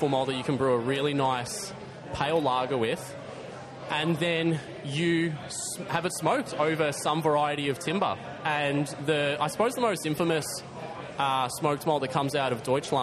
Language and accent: English; Torquay, Victoria, Australia; moved away; I come from Torquay. I used to go to the pub and just knock it off whenever I'd go visit the parents